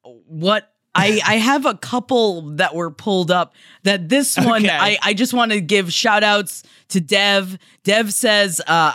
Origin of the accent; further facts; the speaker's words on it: Ohio, United States; And I'm from Ohio, which means there was no regional specific thing that would connect Smokey Joe back to Holden.